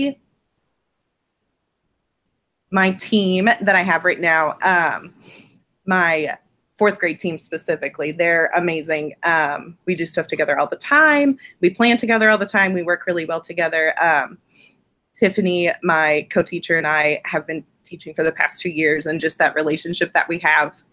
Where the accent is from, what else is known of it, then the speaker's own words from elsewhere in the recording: Dallas, Texas, United States; also born or lived in Canyon, Texas; I'm originally from Dallas